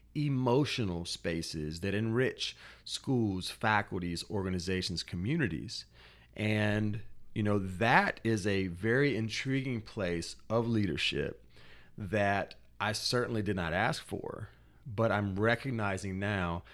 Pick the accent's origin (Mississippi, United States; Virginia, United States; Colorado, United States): Mississippi, United States; Natchez; I was born in Natchez, Mississippi